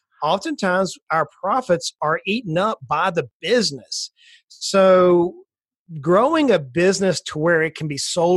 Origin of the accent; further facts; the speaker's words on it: South Georgia, United States; I grew up in South Georgia. I'm an old country boy that grew up on the swamps of near the Atlantic Ocean, just north of Florida by a little bit